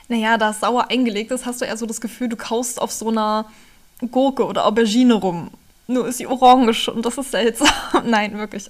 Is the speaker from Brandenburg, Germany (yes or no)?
yes; Spremberg, Brandenburg, Germany; Gebürtig komme ich aus dem schönen Spremmer ganz im Süden Brandenburgs